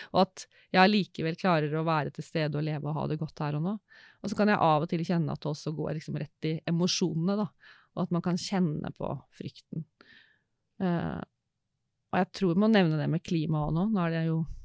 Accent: Råde, Østfold, Norway; Jeg er en jente fra Østfold, vokste opp i Råde

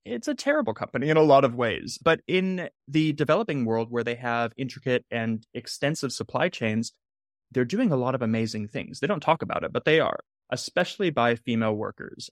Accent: Southern California, United States; I grew up in Southern California

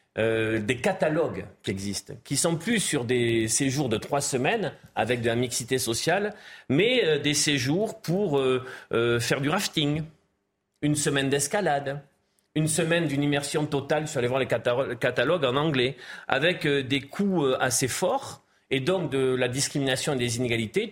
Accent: Gironde, Nouvelle-Aquitaine, France; je suis originaire de la Gironde

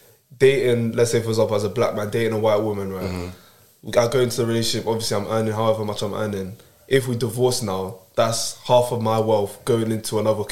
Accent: Nigeria; I'm Nigerian.

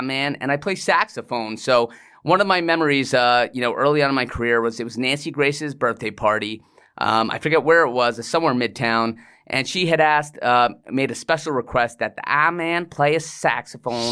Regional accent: England, United Kingdom; moved away; also born or lived in Iceland / New York; I was born in England, so I'm, I, I have a British

